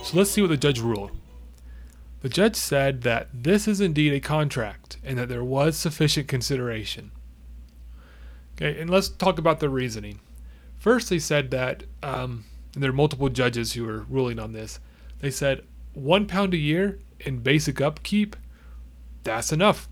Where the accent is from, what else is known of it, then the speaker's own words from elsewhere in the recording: United States; we're American